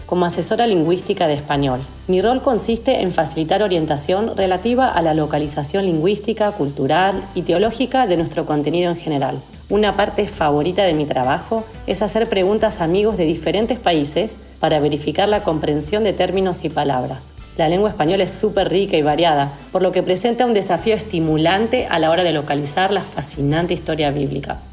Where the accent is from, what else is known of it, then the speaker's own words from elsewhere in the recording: Argentina; also born or lived in Europe; now in Houston, United States; Nací en Argentina, viví por muchos años en Europa y ahora vivo en la ciudad de Houston, en los Estados Unidos.